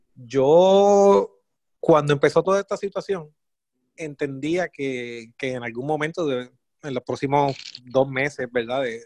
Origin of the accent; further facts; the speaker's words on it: Puerto Rico; como puertorriqueño